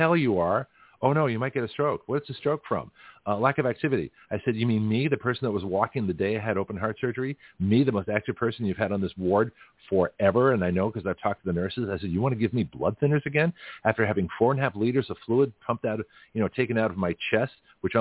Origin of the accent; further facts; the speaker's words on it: Lexington, Massachusetts, United States; moved away; I grew up in New England, in Lexington, Massachusetts.